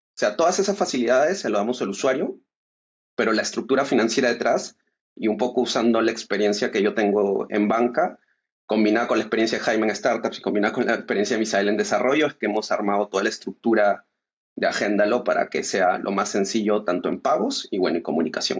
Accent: Peru; nosotros somos de Perú

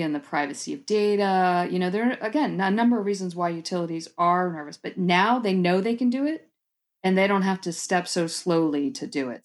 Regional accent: Tampa, Florida, United States; moved away as an adult; now in Georgia, United States; I was born and raised in South Florida, actually Tampa, and then spent about twenty years in South Florida on the East Coast

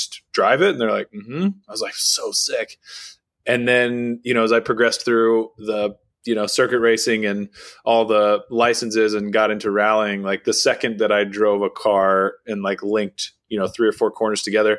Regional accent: Austin, Texas, United States; You know, I grew up here in Austin. I'm just outside of Austin now at our rally ranch.

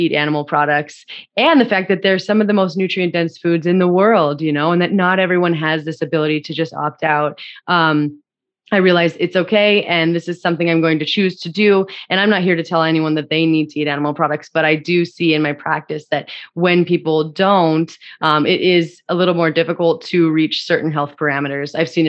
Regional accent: Montana, United States; moved away; also born or lived in Los Angeles; Even though I grew up in Montana, I still didn't see animals being raised and slaughtered or harvested on a daily basis.

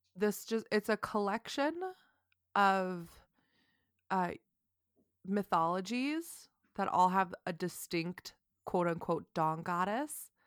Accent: United States; I'm American

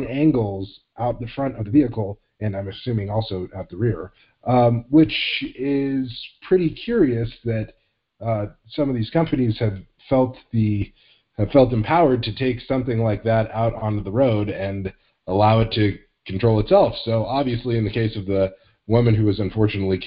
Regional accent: Phoenix, Arizona, United States; my hometown, Phoenix, actually a suburb of Phoenix called Tempe

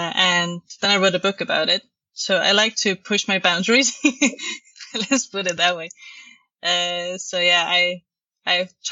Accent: Estonia; now in Denmark; I'm originally from Estonia.

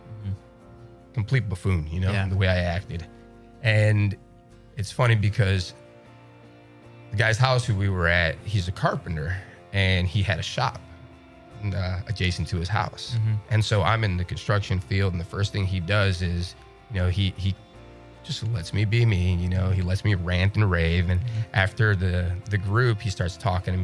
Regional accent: Chicago, Illinois, United States; I'm from Chicago. I might be from the South Side

